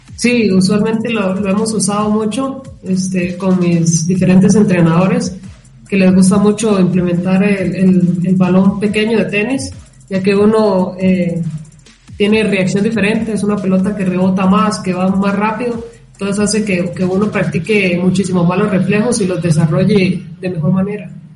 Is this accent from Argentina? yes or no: no; Costa Rica; accent: Tico; moved away as an adult; also born or lived in Finland; now in Colombia; los ticos tenemos un acento muy, nos diferencia mucho